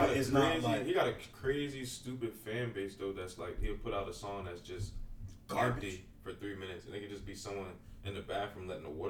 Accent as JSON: {"language": "English", "town": "Philadelphia", "region": "Pennsylvania", "country": "United States", "said": "I'm from Philly"}